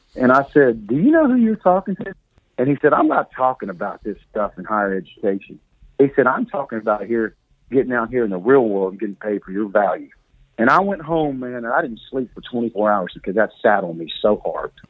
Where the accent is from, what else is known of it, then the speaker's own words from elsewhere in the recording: Mobile, Alabama, United States; I'm from Mobile, Alabama. I went to St. Paul's